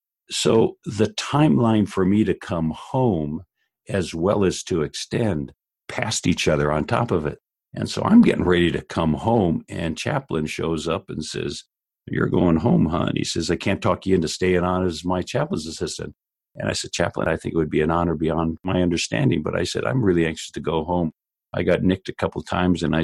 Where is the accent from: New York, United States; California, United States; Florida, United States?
California, United States; La Habra; born or raised there